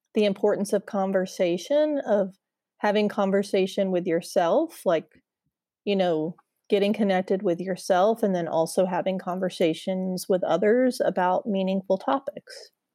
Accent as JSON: {"language": "English", "region": "Indiana", "country": "United States", "tie": "born or raised there", "moved": "as an adult", "lives_now": "Charlotte, United States", "said": "So, I'm a Midwestern girl. I grew up in Indiana, and I have lived a lotta places in my adult life, but I moved here a couple years ago"}